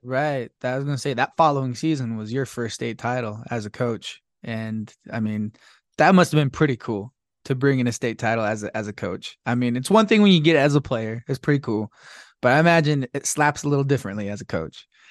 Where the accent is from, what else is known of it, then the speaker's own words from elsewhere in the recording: Blanding, Utah, United States; growing up in Blanding